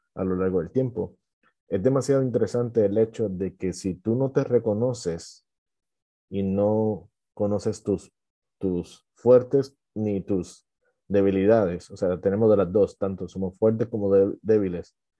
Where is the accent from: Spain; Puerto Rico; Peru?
Puerto Rico; yo soy de Puerto Rico